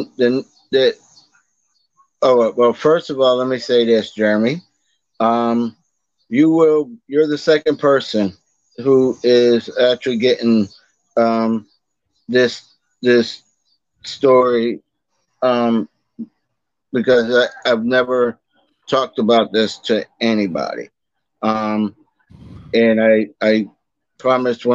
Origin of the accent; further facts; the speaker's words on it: Boston, Massachusetts, United States; moved away as an adult; now in Virginia, United States; That's where I'm from originally. I'm from Boston. I'm from West Roxbury, actually